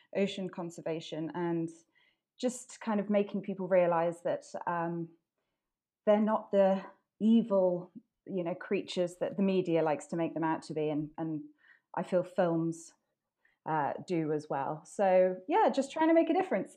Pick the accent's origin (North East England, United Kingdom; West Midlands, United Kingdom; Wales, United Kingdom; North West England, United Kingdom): Wales, United Kingdom; I grew up in Wales